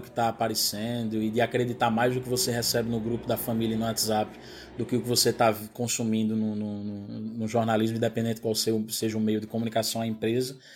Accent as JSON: {"language": "Portuguese", "region": "Northeast Region", "country": "Brazil", "accent": "mix of Pernambuco and Paraíba", "said": "de ter meu sotaque do jeito que ele é, que é uma mistura de Pernambuco, Paraíba, falsificada, um negócio desmantelado."}